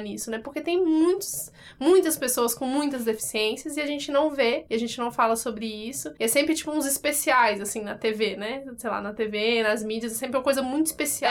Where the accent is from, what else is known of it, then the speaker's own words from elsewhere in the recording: Brasília, Federal District, Brazil; now in São Paulo, Brazil; que vem de outra cidade, eu sou de Brasília